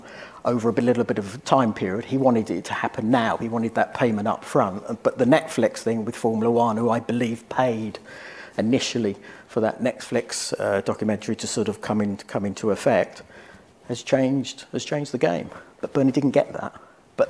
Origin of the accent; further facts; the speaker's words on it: United Kingdom; from the UK